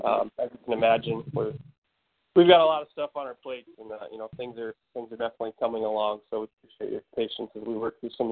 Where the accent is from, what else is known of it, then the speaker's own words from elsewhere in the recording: Michigan, United States; I'm from Michigan.